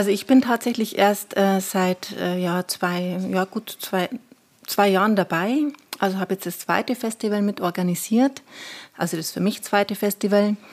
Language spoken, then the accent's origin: German; Weiden, Bavaria, Germany; now in Regensburg, Germany; ich bin zwar gebürtige Oberpfälzerin und äh, das sehr gerne.